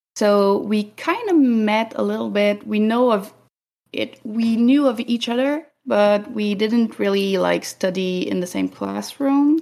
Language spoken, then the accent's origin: English; Canada; we're Canadian